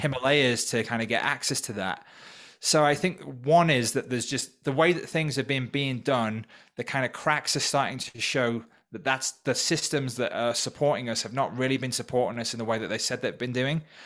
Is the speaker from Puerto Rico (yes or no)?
no; North Wales, United Kingdom; moved away as an adult; also born or lived in Manchester; now in Peru; growing up in North Wales. I'm originally from the U K